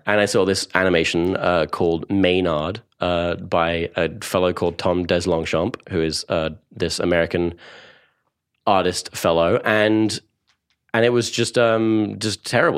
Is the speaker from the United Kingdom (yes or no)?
yes; Cambridge, East of England, United Kingdom; born or raised there; accent: Essex; also born or lived in Essex